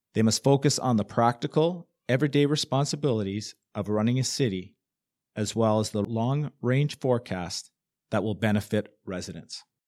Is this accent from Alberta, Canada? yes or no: no; Hamilton, Ontario, Canada; I was born and raised in Hamilton